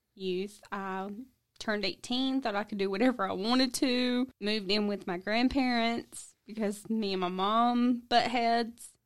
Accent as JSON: {"language": "English", "region": "South Georgia", "country": "United States", "tie": "born or raised there", "said": "I grew up in South Georgia area"}